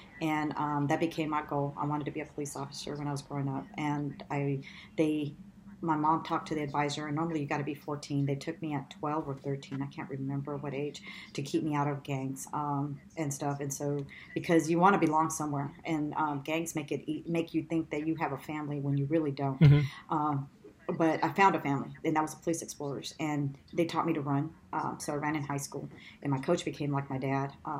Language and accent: English; Los Angeles, California, United States; I grew up in East